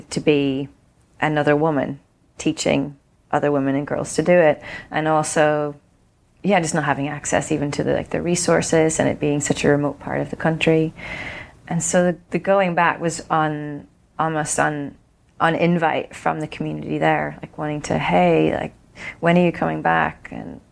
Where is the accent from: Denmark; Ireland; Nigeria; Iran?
Ireland; I grew up in Ireland